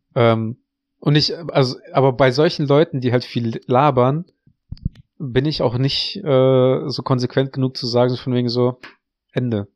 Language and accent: German; Russia; moved away; ich bin in Russland auf dem Dorf gewachsen, aufgewachsen